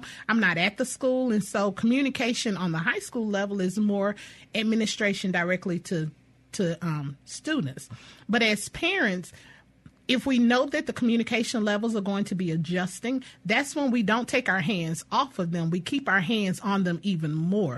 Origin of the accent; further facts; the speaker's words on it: Louisiana, United States; now in Jackson, United States; I'm a I'm a native of Louisiana